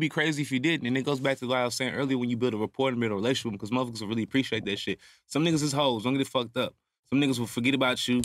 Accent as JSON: {"language": "English", "town": "Houston", "region": "Texas", "country": "United States", "said": "I'm from Houston"}